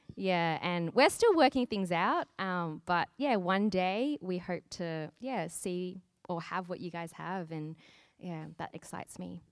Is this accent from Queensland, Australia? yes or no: no; Sydney, New South Wales, Australia; now in Brisbane, Australia; I'm from Sydney, and basically there are churches everywhere.